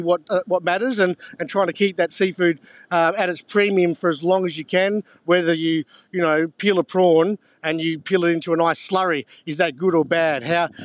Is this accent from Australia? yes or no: yes; Onslow, Western Australia, Australia; maybe because I'm a bit biased because I grew up in Onslow, and that's the same prawn, has a pigment to it that is a little darker.